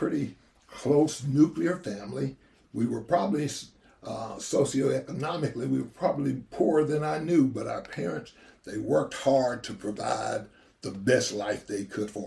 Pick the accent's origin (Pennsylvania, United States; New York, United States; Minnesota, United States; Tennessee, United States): Tennessee, United States; Athens; born or raised there; also born or lived in Birmingham, Alabama